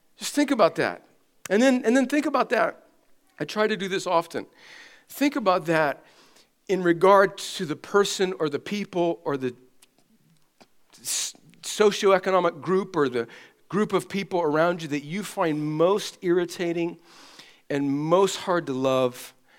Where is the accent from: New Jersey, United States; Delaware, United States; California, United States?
California, United States; I'm from California